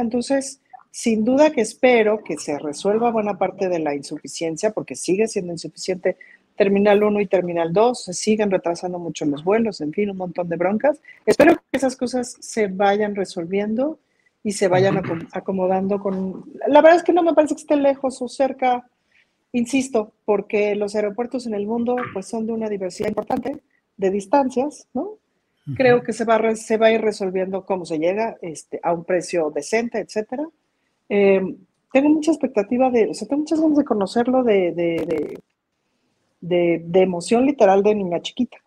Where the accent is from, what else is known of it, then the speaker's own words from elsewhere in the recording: Mexico; como mexicanos